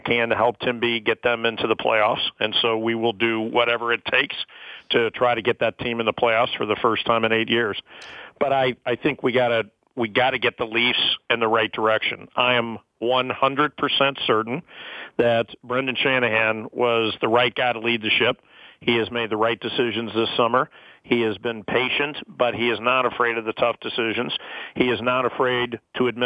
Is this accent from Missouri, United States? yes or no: yes; St. Louis, Missouri, United States; moved away as an adult; also born or lived in Minneapolis; now in Toronto, Canada; I grew up in St. Louis, Missouri, which also has tough winters